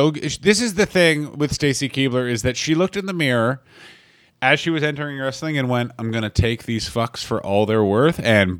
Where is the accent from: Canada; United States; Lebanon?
Canada; Also, I'm that Canadian guy